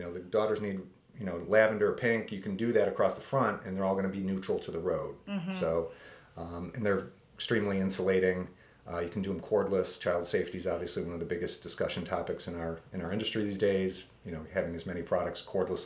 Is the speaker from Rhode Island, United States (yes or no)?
no; Pittsford, New York, United States; I grew up in a suburb of Rochester called Pittsford